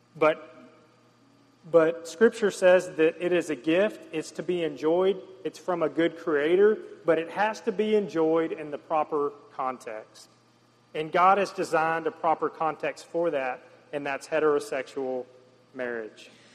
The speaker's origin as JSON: {"language": "English", "region": "the South", "country": "United States", "tie": "born or raised there", "said": "growing up in the South and the Bible Belt"}